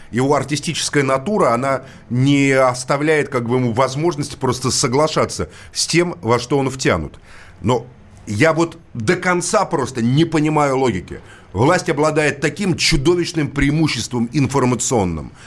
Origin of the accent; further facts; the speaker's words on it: Moscow, Russia; Как коренной москвич